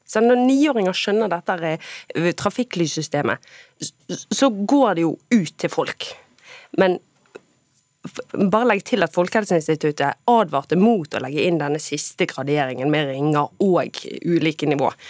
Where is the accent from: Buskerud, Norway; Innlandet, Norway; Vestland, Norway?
Vestland, Norway; Bergen; Og som bergenser er det mye på bergensk som høres ut som banning, men som egentlig er nærmest kjærlighetserklæringer.